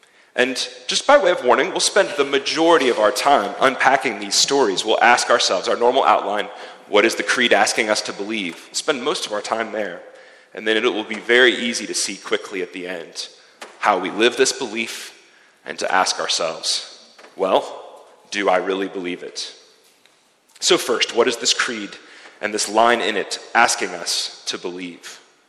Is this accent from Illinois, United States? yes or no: no; Akron, Ohio, United States; now in Zurich, Switzerland; my hometown of Akron, Ohio